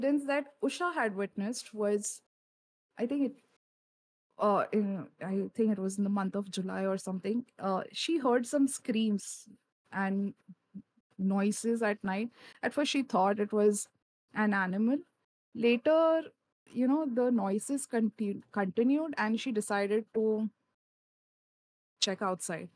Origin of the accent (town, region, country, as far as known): India